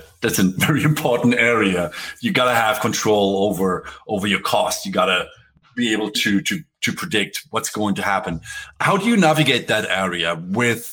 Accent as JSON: {"language": "English", "country": "Germany", "moved": "yes", "said": "I'm from Europe, I'm from Germany"}